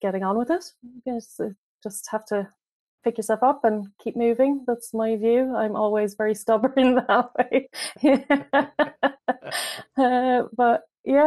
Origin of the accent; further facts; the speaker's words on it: Ireland; moved away as an adult; now in London, United Kingdom; I am from Ireland, as you can probably hear from my accent.